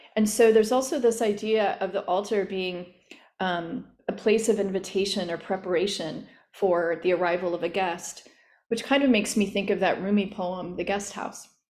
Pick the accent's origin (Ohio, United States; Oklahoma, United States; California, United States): Oklahoma, United States; growing up in Oklahoma in an apartment